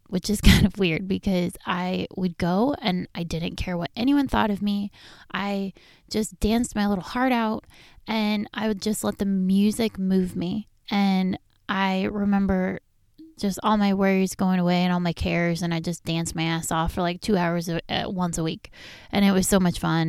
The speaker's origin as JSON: {"language": "English", "town": "Riverside", "region": "California", "country": "United States", "tie": "born or raised there", "also_born_or_lived": "La Habra, California", "said": "We grew up on, in Riverside, California, on Oakwood Place, and these were some of the best memories of my childhood"}